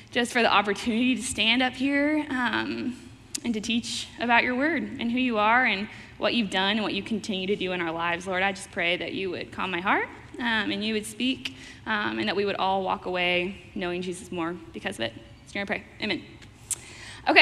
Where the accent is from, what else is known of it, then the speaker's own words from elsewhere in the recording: Fort Worth, Texas, United States; moved away as an adult; also born or lived in Wichita, Kansas / Branson, Missouri; now in Oklahoma City, United States; I'm originally from Fort Worth, Texas